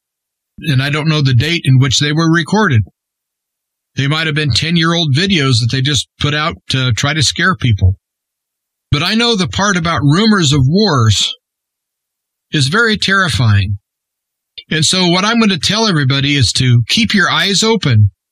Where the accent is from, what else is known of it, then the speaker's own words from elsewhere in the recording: Nebraska, United States; my home state of Nebraska